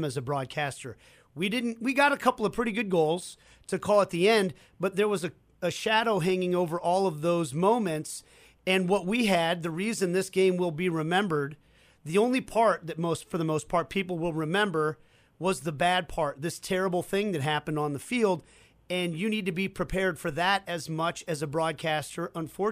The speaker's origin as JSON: {"language": "English", "town": "Kansas City", "country": "United States", "tie": "born or raised there", "said": "I grew up in Kansas City and lived in Kansas pretty much my whole life."}